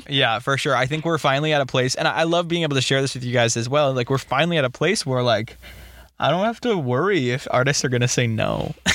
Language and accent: English; Boston, Massachusetts, United States; We're from Boston, and like growing up, I didn't live directly in the city, but I experienced mm-hmm. a lot of the city